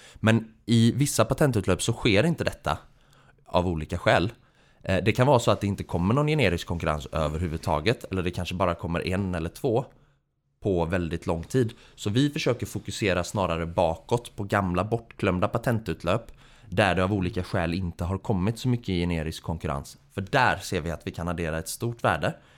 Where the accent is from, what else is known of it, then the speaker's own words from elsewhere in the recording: Gothenburg, Västra Götaland, Sweden; moved away; utbildningsmässigt så är jag civilingenjör i teknisk fysik från Chalmers nere i Göteborg, där jag också kommer från